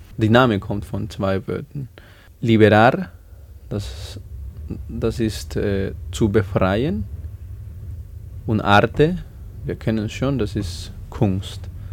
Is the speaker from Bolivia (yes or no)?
yes; Bolivia; German is a second language; moved away as an adult; now in Salzburg, Austria; ich bin in Bolivien geboren und da habe ich 21 Jahre gelebt.